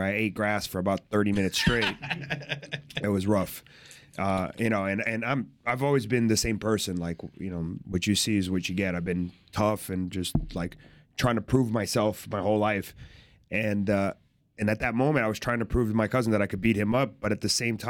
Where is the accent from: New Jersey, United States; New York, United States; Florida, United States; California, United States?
Florida, United States; Fort Lauderdale; born or raised there; also born or lived in Brazil